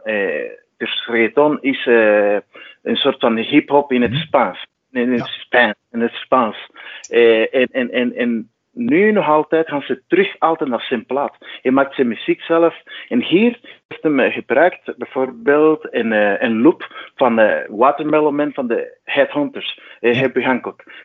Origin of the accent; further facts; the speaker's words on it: Cuba; moved away as an adult; now in Belgium; ik kom uit Cuba en ik woon sinds 2002 in België